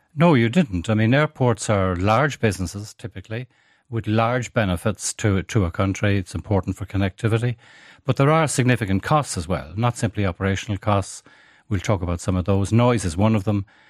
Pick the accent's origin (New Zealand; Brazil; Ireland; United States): Ireland; Galway, Connacht; moved away; I grew up in Galway